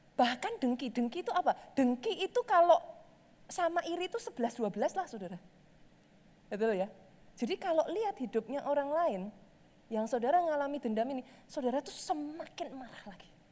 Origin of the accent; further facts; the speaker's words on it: Java, Indonesia; Saya orang Jawa